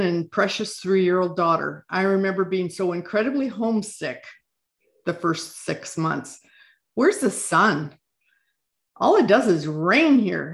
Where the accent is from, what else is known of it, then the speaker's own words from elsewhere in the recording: Midwest, United States; moved away as an adult; also born or lived in Pacific Northwest; now in Washington, United States; I was born and raised in the Midwest on a 160 acre farm